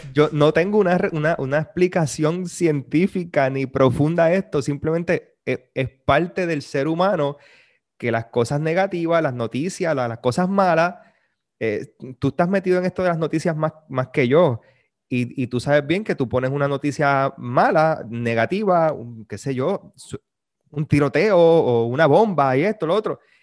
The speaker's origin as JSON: {"language": "Spanish", "country": "Puerto Rico", "said": "nosotros los puertorriqueños hablamos un montón"}